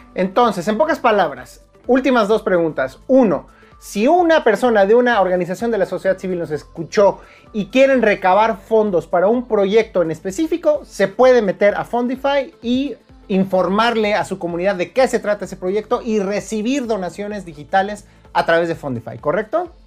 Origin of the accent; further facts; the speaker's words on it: Mexico; como mexicano